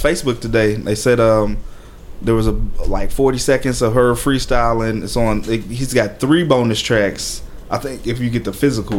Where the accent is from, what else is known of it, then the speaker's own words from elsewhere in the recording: Jamaica; I'm Jamaican.